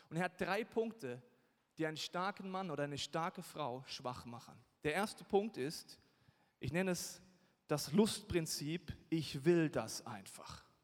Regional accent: Bavaria, Germany; Und ich komme aus Bayern, da hat man gewisse Probleme, wenn man kurz keinen Alkohol trinken will.

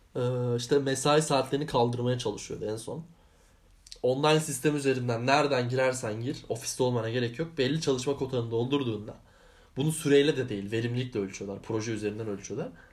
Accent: Anatolia, Turkey; moved away as an adult; Anadolu'da da büyüdük.

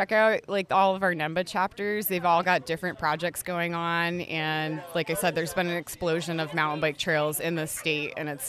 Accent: Northwestern Connecticut, United States; moved away as an adult; now in Carrabassett Valley, United States; I'm originally from Northwestern Connecticut, and we have some fine single track down in that rural area.

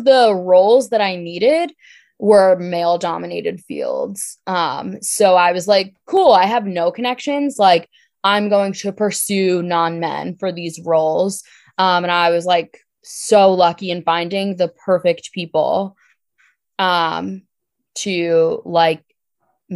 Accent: New Jersey, United States; I'm from Jersey

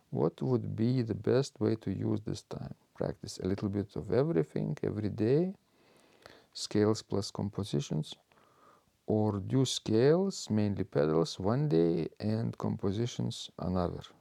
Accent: Bratislava, Bratislava Region, Slovakia; now in Canada; I grew up in Bratislava, Slovakia, and listening to the organ in the big Lutheran church was quite an experience.

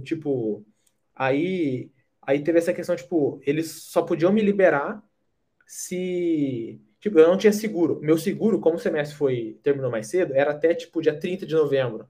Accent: Brazil; moved away as an adult; a gente é do Brasil

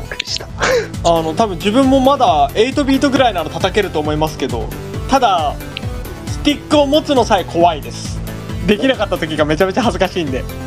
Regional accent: Higashimatsuyama, Saitama, Japan; その自分の地元、うん、はいが東松山

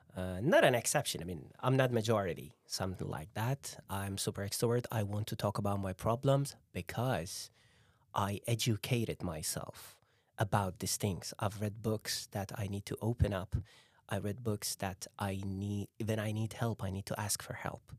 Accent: Iran; now in Norway; I'm Persian, I'm from Iran

